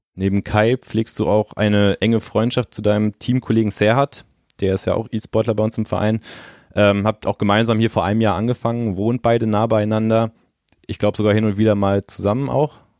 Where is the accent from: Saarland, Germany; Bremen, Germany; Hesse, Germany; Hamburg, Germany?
Bremen, Germany; moved away; also ich komme ja persönlich gebürtig aus Bremen, äh, bin dort in der Nähe auch zur Schule gegangen